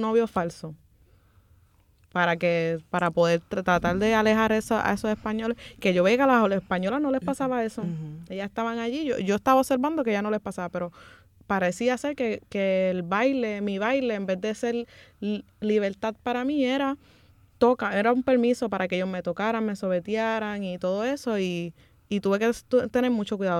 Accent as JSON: {"language": "Spanish", "country": "Puerto Rico", "tie": "born or raised there", "said": "yo crecí aquí en Puerto Rico. Aquí en Puerto Rico, pero dentro, porque yo eh, me crié dentro de la subcultura dominicana que existe aquí."}